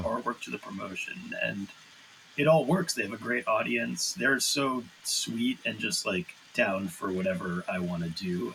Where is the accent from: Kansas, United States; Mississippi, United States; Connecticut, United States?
Connecticut, United States; central; I grew up in uh, the like central Connecticut.